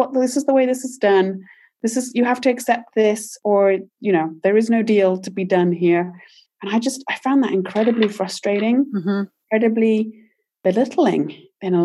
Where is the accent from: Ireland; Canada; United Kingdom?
United Kingdom; moved away as an adult; now in United States; I'm British originally